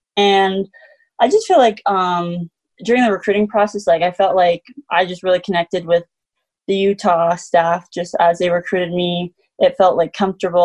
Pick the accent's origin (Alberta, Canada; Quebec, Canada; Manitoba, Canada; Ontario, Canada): Manitoba, Canada; born or raised there; moved away as an adult; now in Salt Lake City, United States